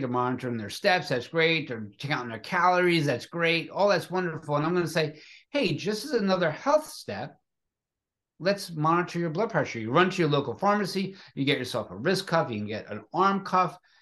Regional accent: Philadelphia, Pennsylvania, United States; growing up in Philadelphia

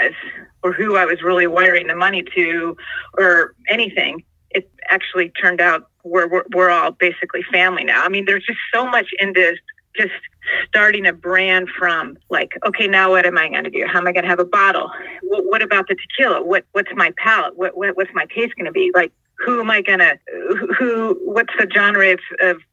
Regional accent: San Diego, California, United States; I grew up basically here in San Diego

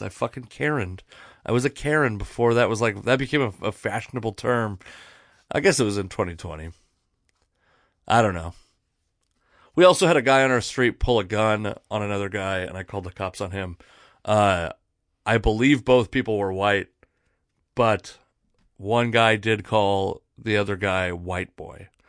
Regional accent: Puyallup tribal land, Washington, United States; I grew up on the Puyallup Indian tribe. Um, there's a lot of, of tribal land in my area.

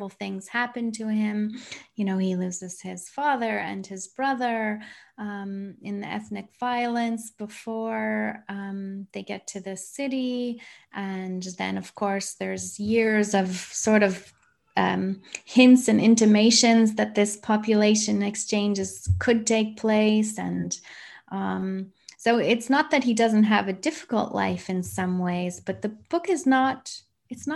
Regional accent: Canada; I grew up in Canada.

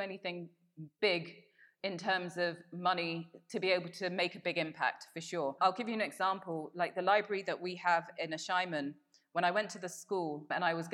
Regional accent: London, United Kingdom; moved away as an adult; also born or lived in Brussels, Belgium; now in Accra, Ghana; as a Black British person growing up in London in the 80s

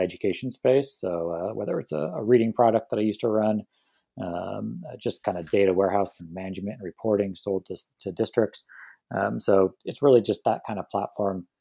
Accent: San Diego, California, United States; I'm born and raised in San Diego

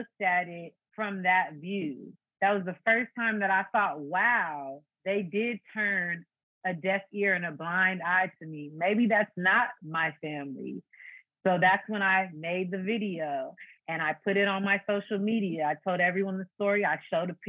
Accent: Fairfield, California, United States; also born or lived in Foster City, California; At age 7, we moved from Foster City to Fairfield, which is another city.

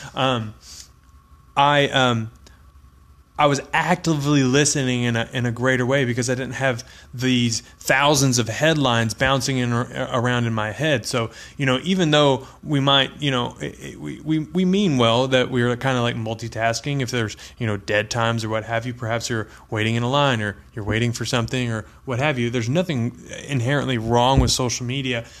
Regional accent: Texas, United States; I'm from Texas

